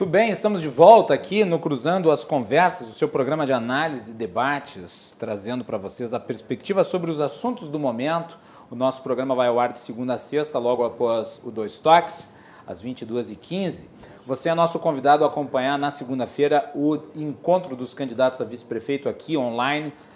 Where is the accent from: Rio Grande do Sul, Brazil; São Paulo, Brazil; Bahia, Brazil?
Rio Grande do Sul, Brazil; Farroupilha; lá na minha cidade de Farroupilha